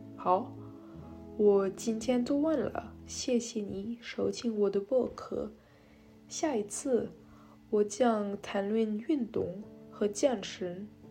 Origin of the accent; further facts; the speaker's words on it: France; Chinese is a second language; also born or lived in Shanghai, China; 我二十一岁，和我是法国人。我在上海住了四年，所以我开设了学习汉语。但是因为我怀赖了法国，我现在没那么多机会用中文